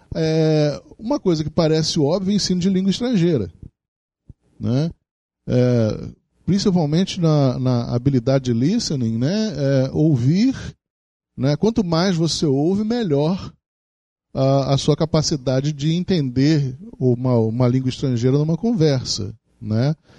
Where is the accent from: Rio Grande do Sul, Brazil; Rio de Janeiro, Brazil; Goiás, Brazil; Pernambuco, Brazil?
Rio de Janeiro, Brazil; a cidade do Rio de Janeiro, onde eu nasci